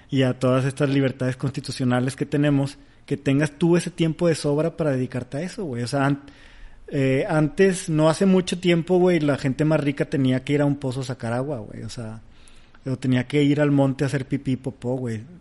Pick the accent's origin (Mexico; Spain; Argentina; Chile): Mexico; Mexico City; Nosotros somos chilangos, estamos en el medio y sabemos, tenemos esta información.